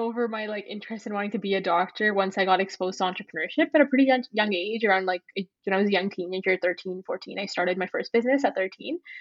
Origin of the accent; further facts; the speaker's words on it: Edmonton, Alberta, Canada; also born or lived in Ontario; I was born in Ontario, and then we moved to Alberta when I was pretty young. So I've grown up in Edmonton.